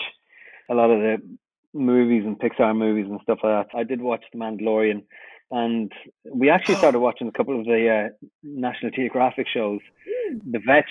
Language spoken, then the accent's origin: English; Ireland; as an Irish person